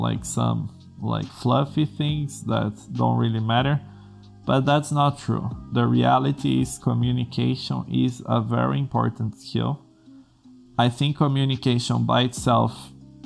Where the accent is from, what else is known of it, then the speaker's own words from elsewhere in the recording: Brazil; English is a second language; I'm from Brazil, English is not my native language